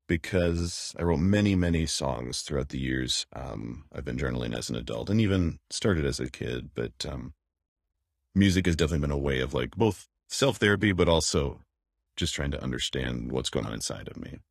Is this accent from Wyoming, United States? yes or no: yes; Wyoming, United States; moved away; forty miles from where I grew up in Wyoming